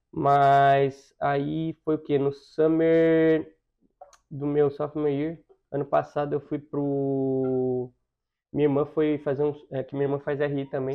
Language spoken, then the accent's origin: Portuguese; Campinas, São Paulo, Brazil; moved away as an adult; Eu nasci na capital, mas eu morei minha vida inteira em Campinas